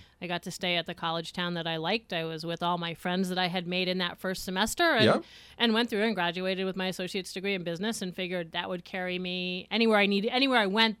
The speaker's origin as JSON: {"language": "English", "town": "Honesdale", "region": "Pennsylvania", "country": "United States", "tie": "born or raised there", "said": "I was born and raised in Honesdale."}